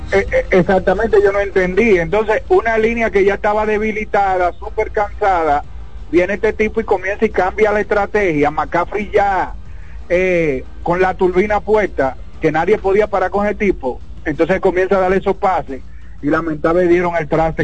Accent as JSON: {"language": "Spanish", "country": "Dominican Republic", "said": "somos dominicanos todos"}